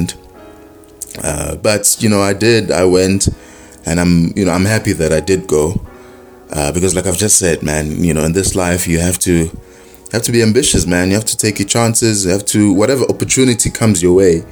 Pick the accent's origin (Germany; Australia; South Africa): South Africa; Ulundi, KwaZulu-Natal; moved away; Ulundi, my hometown.